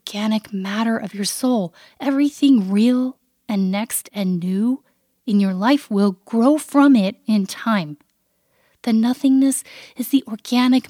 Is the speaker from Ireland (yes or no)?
no; Canada; my upbringing as a Canadian